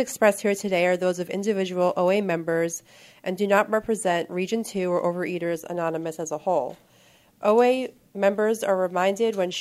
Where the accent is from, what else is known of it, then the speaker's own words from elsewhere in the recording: New York, United States; I'm from New York, and I come from a relatively normal-looking family on the outside